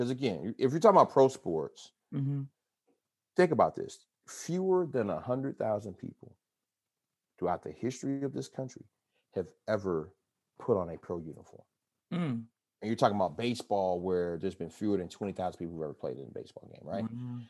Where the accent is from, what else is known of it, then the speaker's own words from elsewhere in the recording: Atlanta, Georgia, United States; moved away as an adult; now in Pittsburgh, United States; growing up in Atlanta, I was used to seeing Black